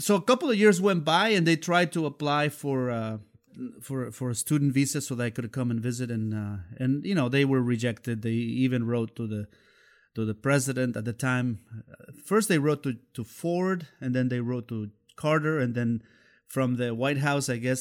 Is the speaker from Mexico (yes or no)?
yes; Xalapa, Veracruz, Mexico; English is a second language; moved away as an adult; also born or lived in Palo Alto / Colorado; now in United States; I'm originally from the capital city of Jalapa, which is the capital of Veracruz